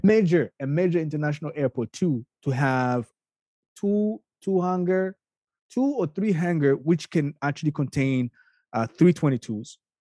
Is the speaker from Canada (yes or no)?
yes; Canada; I'm a Canadian